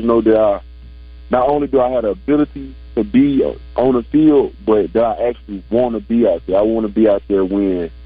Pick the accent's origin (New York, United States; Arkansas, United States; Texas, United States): Arkansas, United States; my home state